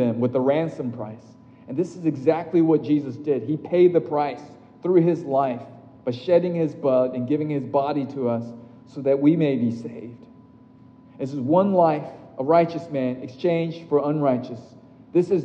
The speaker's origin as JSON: {"language": "English", "region": "Tokyo", "country": "Japan", "tie": "born or raised there", "said": "my hometown, Tokyo"}